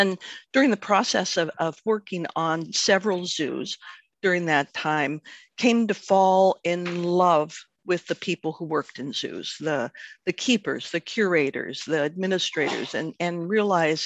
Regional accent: Cincinnati, Ohio, United States; I was really, really fortunate where I grew up in Cincinnati, Ohio

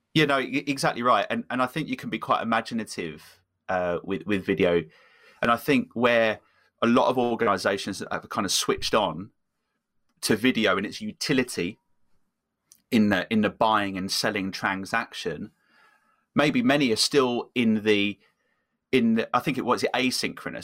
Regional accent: England, United Kingdom; moved away; also born or lived in Copenhagen; I'm originally from from England

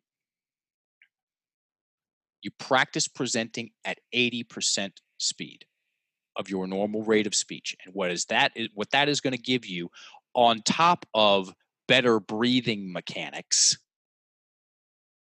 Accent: Richmond, Virginia, United States; In my hometown, on the red dot in the most prestigious theater in Richmond

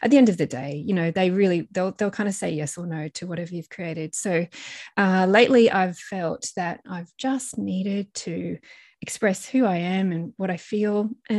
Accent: Blue Mountains, New South Wales, Australia; a little girl growing up in the Blue Mountains of New South Wales

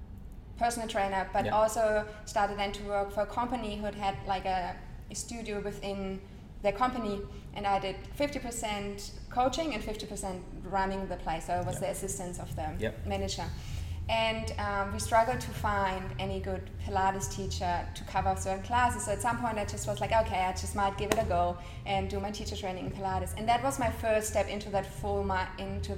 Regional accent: Nuremberg, Bavaria, Germany; English is a second language; moved away as an adult; also born or lived in Munich, Germany; now in Sunshine Coast, Australia; originally from Germany, born in Nuremberg.

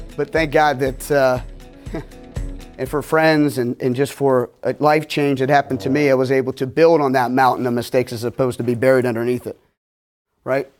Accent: Pittsburgh, Pennsylvania, United States; I'm from Pittsburgh

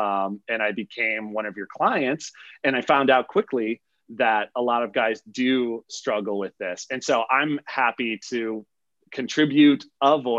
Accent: Midwest, United States; moved away as an adult; also born or lived in Montana; now in Los Angeles, United States; I'm from the Midwest, but I live out in Los Angeles now.

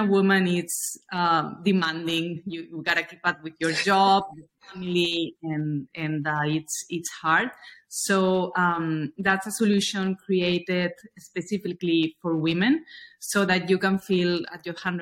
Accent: Spain; moved away as an adult; also born or lived in New York; now in Miami, United States; I'm originally from Spain

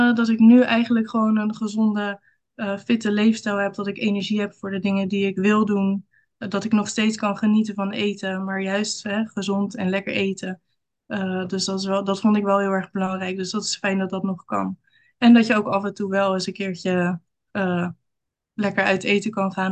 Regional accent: Rotterdam, South Holland, Netherlands; ik kom uit Rotterdam. En daar woon ik samen met mijn man en twee kinderen.

